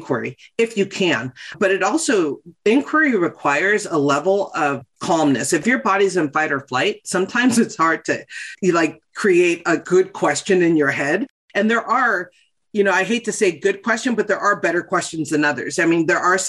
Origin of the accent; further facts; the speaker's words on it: West Hollywood, California, United States; I grew up in West Hollywood